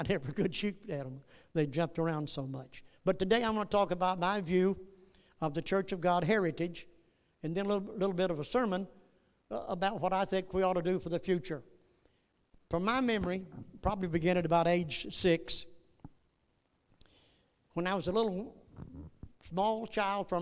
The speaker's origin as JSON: {"language": "English", "region": "Northeast Texas", "country": "United States", "tie": "born or raised there", "said": "I was born in Northeast Texas"}